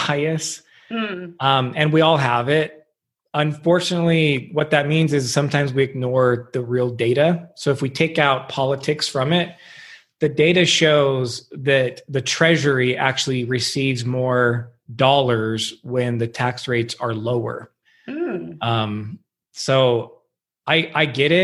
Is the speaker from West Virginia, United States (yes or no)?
no; Huntington Beach, California, United States; I grew up in Huntington Beach, California, Southern California.